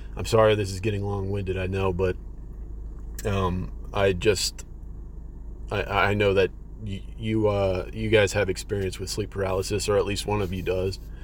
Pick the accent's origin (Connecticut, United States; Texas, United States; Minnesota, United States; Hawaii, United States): Texas, United States; I'm from Texas, so all this stuff is happening to me in Texas